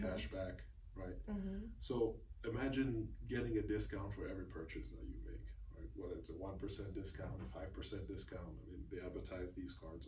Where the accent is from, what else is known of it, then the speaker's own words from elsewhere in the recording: Cameroon; moved away; I'm originally from Cameroon